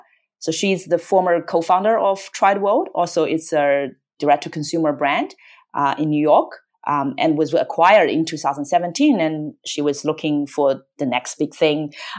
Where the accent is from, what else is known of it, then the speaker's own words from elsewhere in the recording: Australia; English is a second language; moved away as an adult; now in United States; She's American, but she wanted to live in Australia. And I'm Australian, I moved to the US.